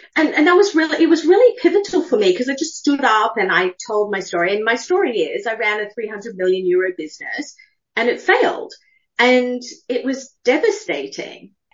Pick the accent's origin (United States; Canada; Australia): Australia; moved away as an adult; also born or lived in United Kingdom; I'm Australian. I left when I was 18.